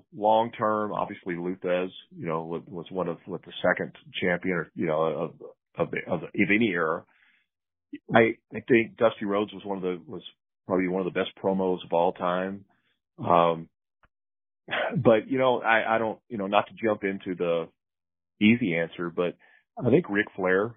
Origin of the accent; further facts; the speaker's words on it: Pine Bluff, Arkansas, United States; I'm very fortunate growing up in Pine Bluff, Arkansas